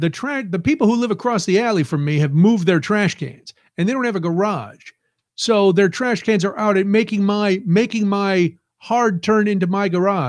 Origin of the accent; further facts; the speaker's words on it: New York City, New York, United States; One I live too far from to get. It's out near where I grew up in New York City.